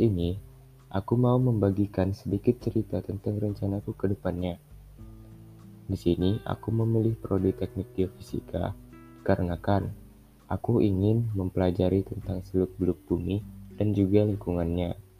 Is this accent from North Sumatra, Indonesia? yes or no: yes; Medan, North Sumatra, Indonesia; aku berasal dari kota Medan